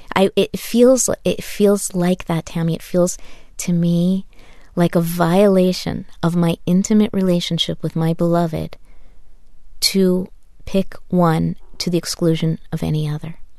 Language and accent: English; Taos, New Mexico, United States; I grew up in Taos, New Mexico